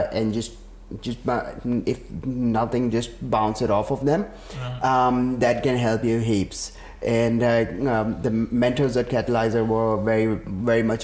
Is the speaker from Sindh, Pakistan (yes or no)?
yes; Karachi, Sindh, Pakistan; now in Australia; I'm from Karachi originally, Pakistan. So we pretty much had water issues all our lives.